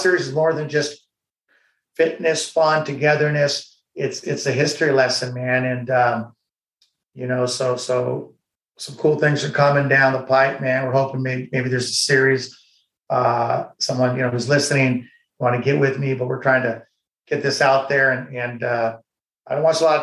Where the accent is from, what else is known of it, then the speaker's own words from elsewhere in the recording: United States; as an American, as someone who's fought for this country